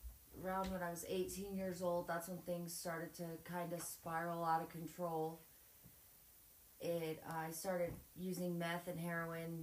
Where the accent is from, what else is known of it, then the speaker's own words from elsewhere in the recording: Montana, United States; I'm 27. Was born and raised in Montana.